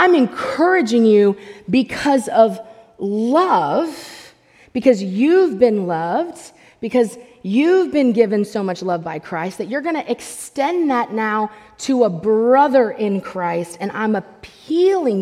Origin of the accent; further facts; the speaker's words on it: United States; as American believers